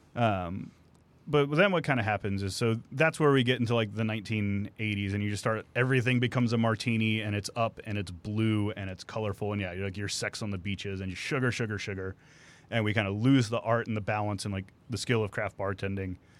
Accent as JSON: {"language": "English", "town": "Santa Fe", "region": "Texas", "country": "United States", "tie": "born or raised there", "said": "in my hometown of Santa Fe"}